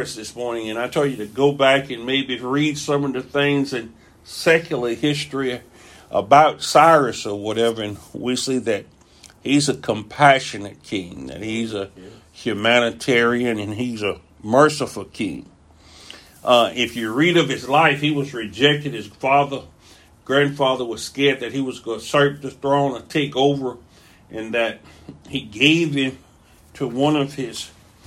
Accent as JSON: {"language": "English", "country": "United States", "said": "being American"}